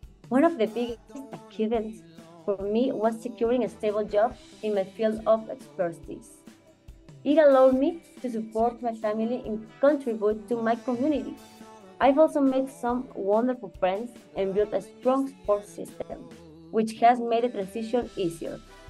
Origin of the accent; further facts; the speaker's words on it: Mexico; English is a second language; moved away as an adult; now in United States; I'm originally from Mexico, and I recently immigrated to the United States. Sorry for my English.